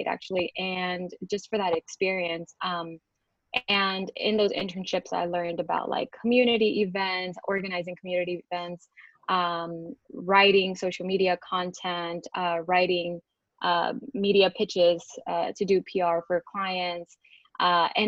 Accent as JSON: {"language": "English", "town": "Houston", "region": "Texas", "country": "United States", "tie": "born or raised there", "said": "I was born and raised here in Houston, Texas"}